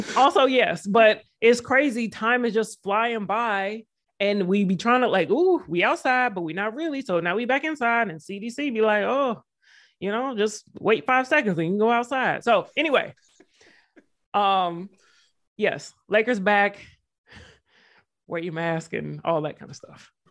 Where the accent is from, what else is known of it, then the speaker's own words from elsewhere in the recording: the South, United States; I'm from the South.